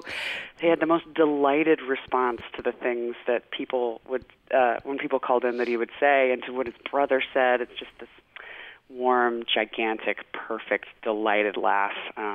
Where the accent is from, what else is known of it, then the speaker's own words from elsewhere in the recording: South Carolina, United States; And of course, you know, when you're growing up in Gwinnett County, South Carolina, you don't hear a lot of Boston accents.